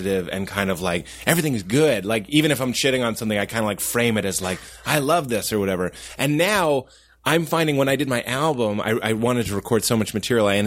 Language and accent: English; Boston, Massachusetts, United States; I'm from Boston. It's a troubled place